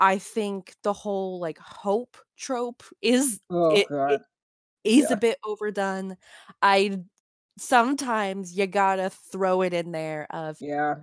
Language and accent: English; Florida, United States; We're from Florida